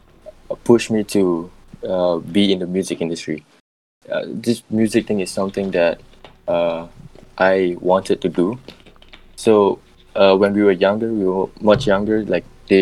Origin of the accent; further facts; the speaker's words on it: Singapore; I'm from Singapore and I make music